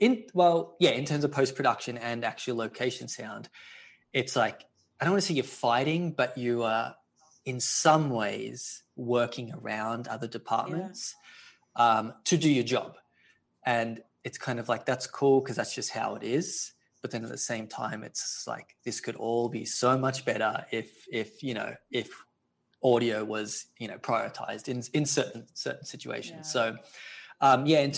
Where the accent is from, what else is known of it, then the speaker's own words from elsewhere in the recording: Australia; moved away as an adult; now in Los Angeles, United States; I'm originally from Australia, but I've been out in LA for 11 years now